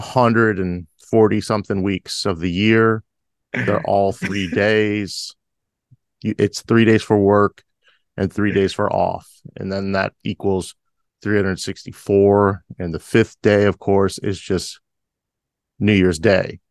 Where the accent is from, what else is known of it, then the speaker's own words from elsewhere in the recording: United States; a lifelong American